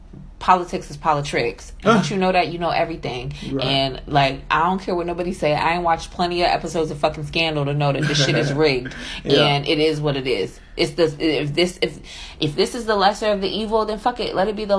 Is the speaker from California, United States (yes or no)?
no; New York, United States; I'm from New York. I don't give a fuck what part of the South I'm in.